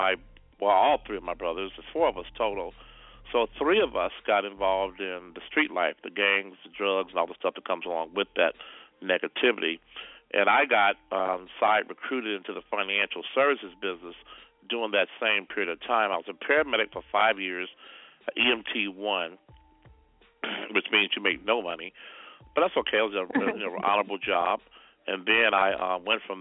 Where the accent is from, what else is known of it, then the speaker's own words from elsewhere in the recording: Los Angeles, California, United States; I grew up in South Central Los Angeles